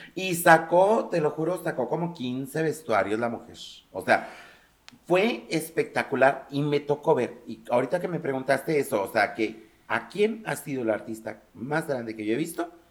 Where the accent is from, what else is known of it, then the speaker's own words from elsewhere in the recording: Mexico; como mexicano